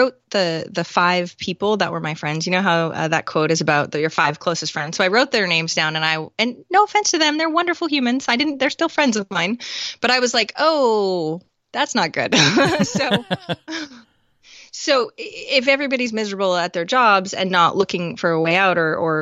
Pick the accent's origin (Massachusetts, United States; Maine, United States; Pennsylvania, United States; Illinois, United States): Maine, United States; also born or lived in Rochester, New York; So I moved from RIT to Maine because I'm from Maine